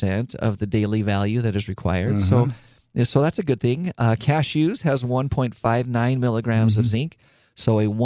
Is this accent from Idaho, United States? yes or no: yes; Idaho, United States; I grew up in Idaho